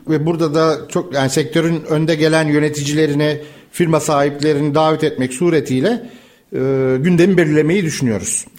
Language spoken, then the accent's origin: Turkish; Istanbul, Turkey; bir İstanbullu olarak